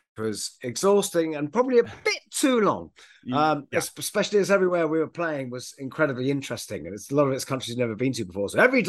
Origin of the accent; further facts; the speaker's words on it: United Kingdom; I'm British.